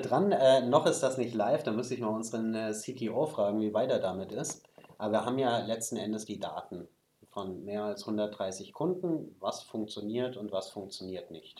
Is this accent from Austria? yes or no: no; Germany; bei uns in Deutschland